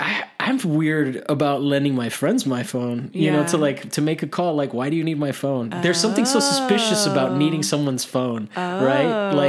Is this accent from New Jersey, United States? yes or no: no; Miami, Florida, United States; I grew up in Miami